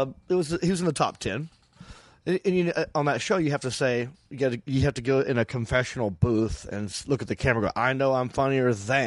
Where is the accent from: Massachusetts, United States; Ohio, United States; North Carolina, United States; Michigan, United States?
North Carolina, United States; Hickory; accent: Southern; Hickory, where I'm from, North Carolina. I go, I'm from Hickory.